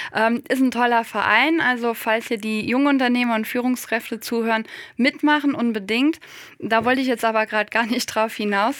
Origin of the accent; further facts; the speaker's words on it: Westerwald, northern Rhineland-Palatinate, Germany; ich komme aus der Landwirtschaft, aus einem ländlich geprägten Raum im Westerwald im Norden von Rheinland-Pfalz